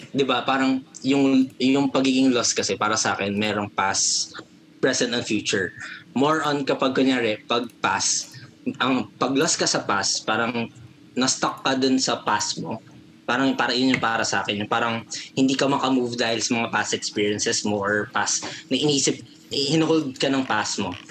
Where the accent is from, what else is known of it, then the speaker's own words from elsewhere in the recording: Pampanga, Philippines; kapampangan kasi ako.